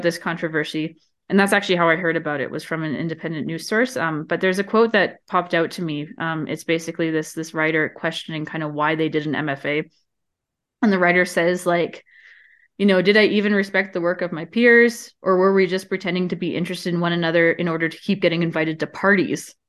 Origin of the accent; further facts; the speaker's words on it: Canada; I'm from Canada